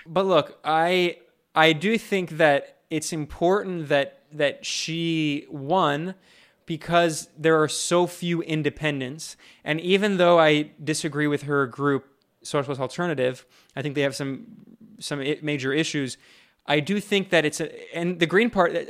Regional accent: United States; moved away; I'm an American and I'm and and I'm deeply ingrained within that U.S. cultural system and society

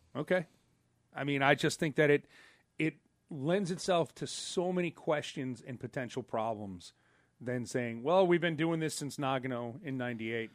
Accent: United States; I'm an American

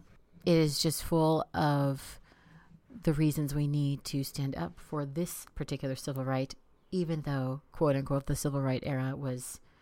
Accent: Maryland, United States; moved away as an adult; now in California, United States; I'm originally from the Maryland, D.C. area.

